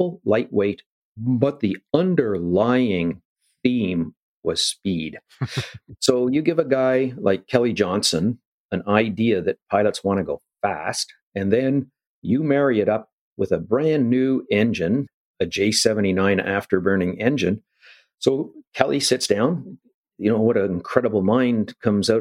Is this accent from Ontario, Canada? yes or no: yes; Ottawa, Ontario, Canada; Born in Ottawa